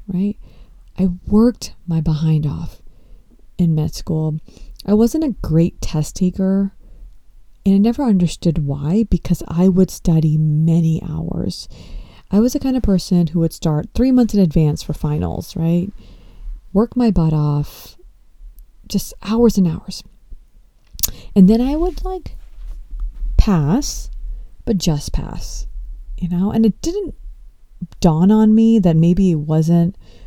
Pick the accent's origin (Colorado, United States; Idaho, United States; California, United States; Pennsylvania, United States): California, United States; Los Angeles; being born and brought up in the United States, and I was born in Los Angeles